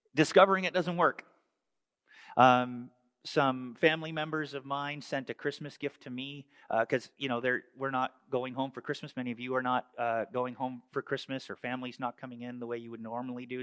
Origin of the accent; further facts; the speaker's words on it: Canada; moved away; growing up in Canada